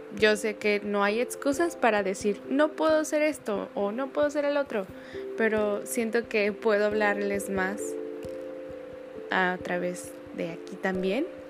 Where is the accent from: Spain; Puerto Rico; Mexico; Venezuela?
Mexico; Guadalajara, Jalisco; moved away as an adult; now in Manzanillo, Mexico; soy de Guadalajara, Jalisco y estoy viviendo en Manzanillo